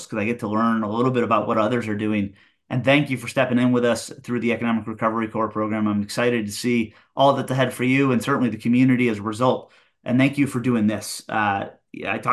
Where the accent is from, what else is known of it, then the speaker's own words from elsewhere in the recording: Midland, Michigan, United States; moved away as an adult; now in Northern Virginia, United States; I grew up in Midland, a small town of about 25,000 in the middle of the state